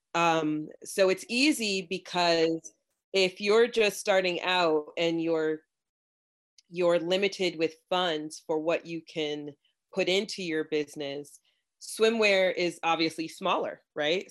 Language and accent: English; Florida, United States; I am from Florida, and my family is Jamaican, and I I did grow up in the sun